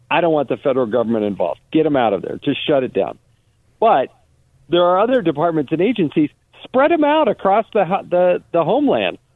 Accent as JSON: {"language": "English", "region": "Utah", "country": "United States", "said": "I'm from Utah."}